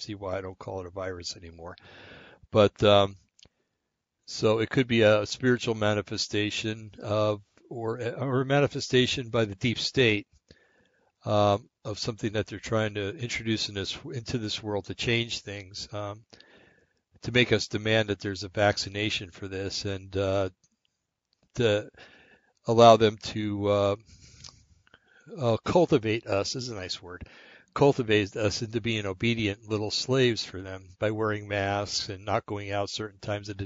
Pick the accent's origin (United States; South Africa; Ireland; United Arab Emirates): United States; New Jersey; I come from New Jersey